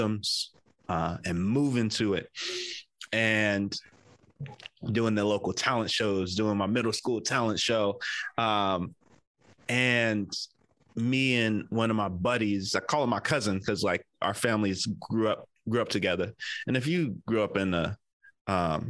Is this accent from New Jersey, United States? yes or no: yes; New Jersey, United States; moved away as an adult; also born or lived in Oklahoma; now in San Francisco Bay Area, United States; I grew up in Jersey